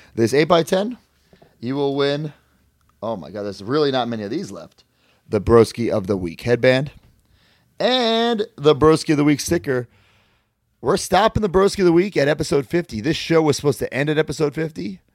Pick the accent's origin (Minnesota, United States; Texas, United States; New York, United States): New York, United States; Merrick; my hometown